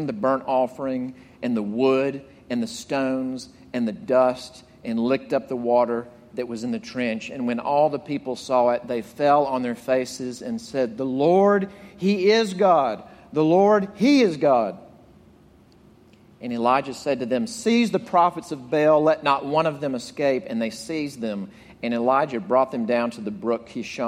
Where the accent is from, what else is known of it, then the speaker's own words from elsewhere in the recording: Jackson, Mississippi, United States; moved away; I grew up in Mississippi, an insurance salesman's son. And but in Mississippi, I'm from Jackson